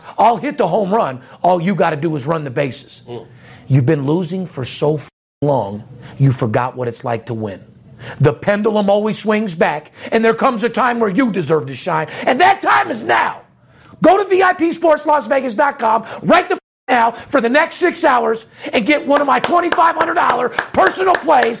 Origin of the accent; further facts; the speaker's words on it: Las Vegas, Nevada, United States; Born and raised in Las Vegas, Nevada, third generation.